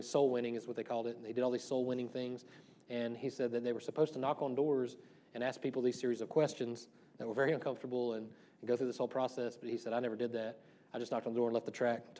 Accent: the South, United States; when I was growing up in the South

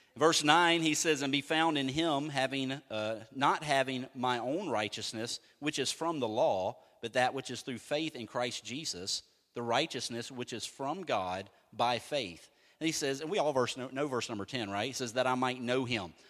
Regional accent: United States; I'm American

